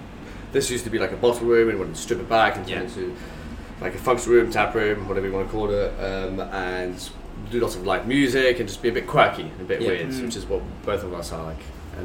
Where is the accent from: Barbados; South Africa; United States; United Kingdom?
South Africa; So I'm originally from South Africa, so it's been